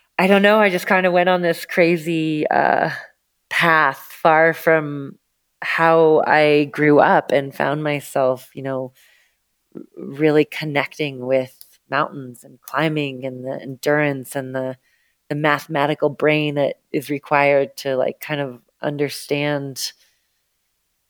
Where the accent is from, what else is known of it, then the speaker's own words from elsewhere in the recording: Seattle, Washington, United States; now in Telluride, United States; I grew up in the Northwest out of Seattle, Washington